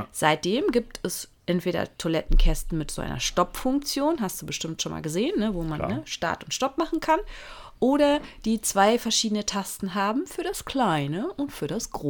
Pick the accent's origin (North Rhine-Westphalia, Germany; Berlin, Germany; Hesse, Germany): North Rhine-Westphalia, Germany; Münster; Äh, ich komme ja aus Münster gebürtig und ähm, da gibt es noch viele alte Häuser, die sowas tatsächlich noch im Flur haben.